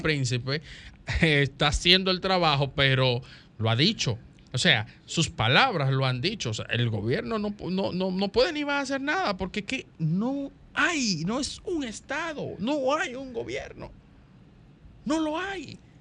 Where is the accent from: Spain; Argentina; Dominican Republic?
Dominican Republic; todos como dominicanos